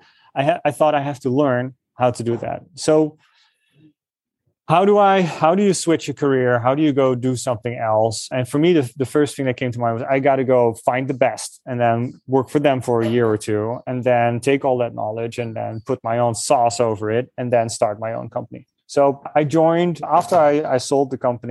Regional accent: Netherlands; moved away; I'm from the Netherlands

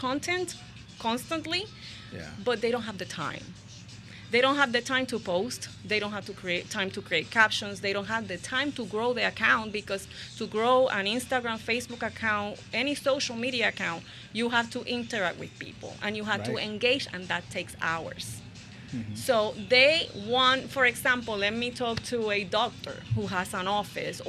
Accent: Puerto Rico; moved away as an adult; also born or lived in Ocala, Florida / Windermere, Florida; now in Port St. Lucie, United States; originally I'm from Puerto Rico, and I moved to Florida when I was 26

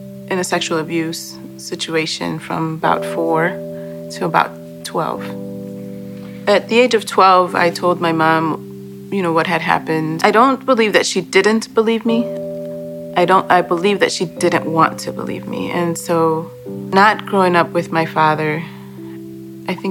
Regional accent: Chicago, Illinois, United States; also born or lived in Boston, Massachusetts / Guatemala (ancestry); When I was 2, we moved to Chicago after my parents had separated

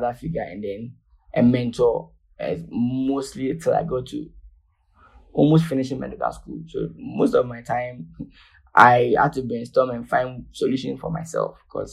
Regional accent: Ghana; I was born in Ghana. I had my medical training in Ghana.

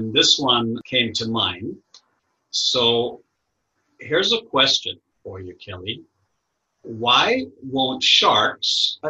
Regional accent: Kingston, Surrey, Jamaica; Well, like I said, born and raised in Kingston, Jamaica, originally way, way back, Portuguese Jewish descent. And my family has been in the island of Jamaica for 300 years plus.

